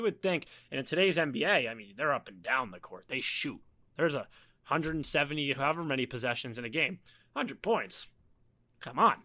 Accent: East Coast, United States; we grew up on the East Coast, Philadelphia, Baltimore

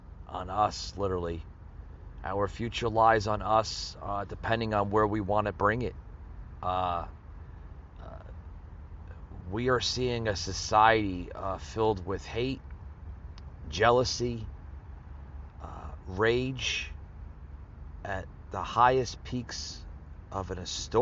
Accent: United States

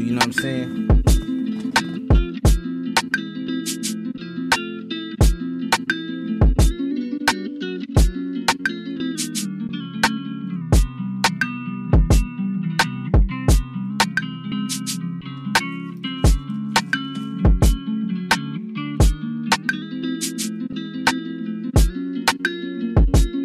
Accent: Los Angeles, California, United States; I'm from Los Angeles

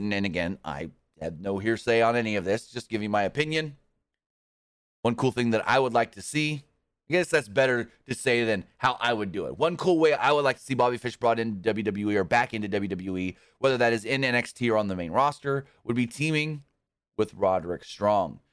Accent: United States; born or raised there

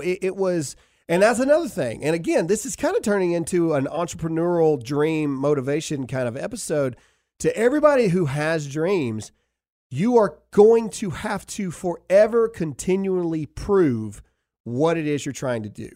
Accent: the South, United States; We are just people from the South

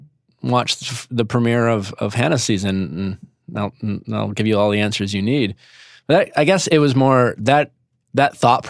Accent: Midwest, United States; moved away; I was coming from the Midwest.

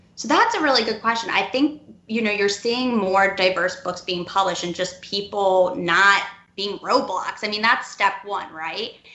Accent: Cleveland, Ohio, United States; moved away as an adult; also born or lived in Nashville / New York; now in Atlanta, United States; I'm from Cleveland originally

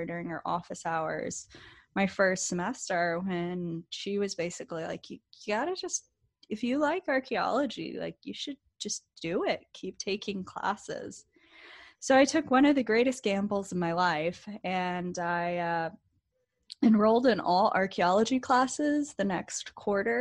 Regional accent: Beaufort, North Carolina, United States; moved away as an adult; now in California, United States; I'm actually from a very tiny town on the coast of North Carolina. It's called Beaufort.

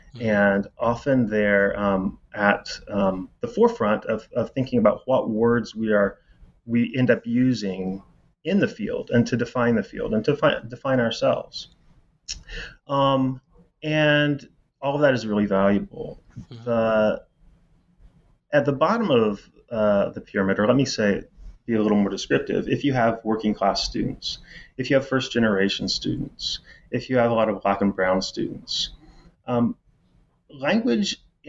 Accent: Indiana, United States; As I said, I'm from Indiana. And, you know, you sort of can never leave home. I mean, I'm never going back to Indiana. The Hoosier State, which is maybe more south than the geography would imply.

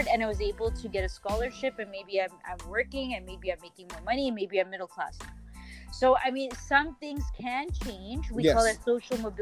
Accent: Canada; I was born in Canada

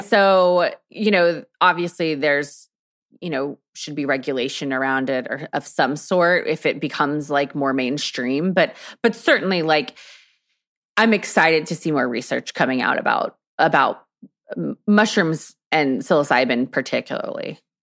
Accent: Texas, United States; I'm from Texas

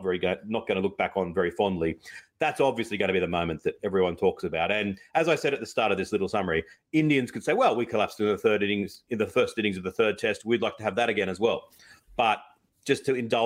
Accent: Australia; as an Aussie

